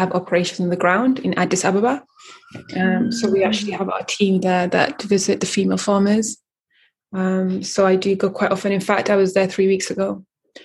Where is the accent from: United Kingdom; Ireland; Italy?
United Kingdom; London; also born or lived in Eritrea / Sudan; I was born in Eritrea. I lived in Sudan for 9 years and then I grew up in London, Northwest London.